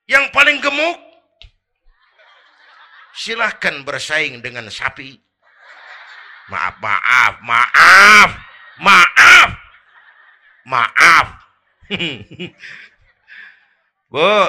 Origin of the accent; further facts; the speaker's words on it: Kebayoran, Jakarta, Indonesia; born there; Bahwa saya lahir di Kebayoran, itu mah kebetulan.